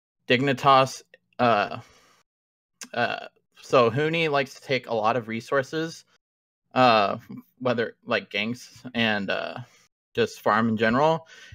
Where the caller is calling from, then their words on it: Newton, Iowa, United States; I'm calling from Iowa.